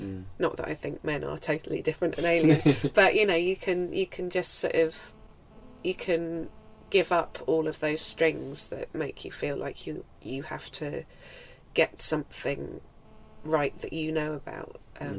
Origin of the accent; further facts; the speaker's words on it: Isle of Wight, South East England, United Kingdom; childhood memories of growing up in the Isle of Wight